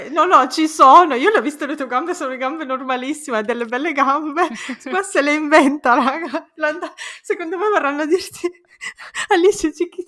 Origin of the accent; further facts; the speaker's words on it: Italy; Io quando ero ragazzina, crescendo in Italia, pensavo se solo fossi italiana, se solo fossi nata in Italia, sarei la persona più felice del mondo.